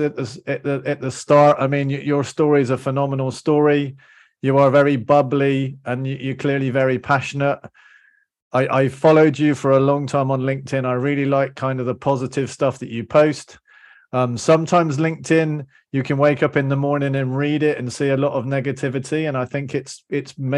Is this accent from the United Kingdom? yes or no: yes; Bristol, South West England, United Kingdom; moved away; That's my hometown. Okay, so I spent 20 years, I was born in Bristol.